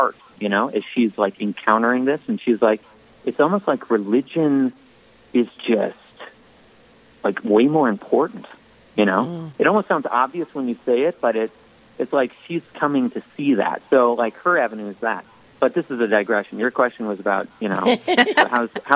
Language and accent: English; Minnesota, United States; now in Minot, United States; I'm from Minnesota